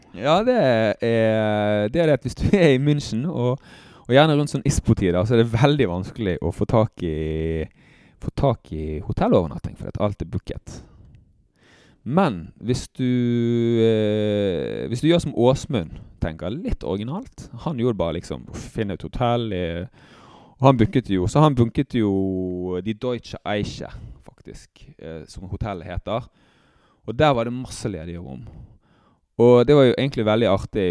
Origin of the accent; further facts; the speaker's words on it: Bergen, Vestland, Norway; jeg er oppvokst på Nattelandsfjellet i Bergen